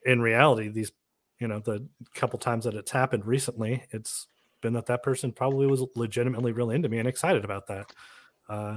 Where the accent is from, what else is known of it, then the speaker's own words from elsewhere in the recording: California, United States; moved away; I'm from California